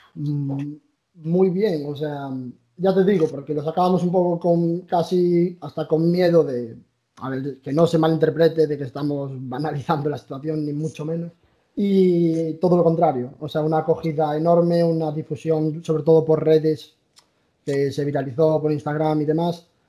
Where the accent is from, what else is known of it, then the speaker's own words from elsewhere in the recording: A Coruña, Galicia, Spain; Somos gallegos, somos de La Coruña.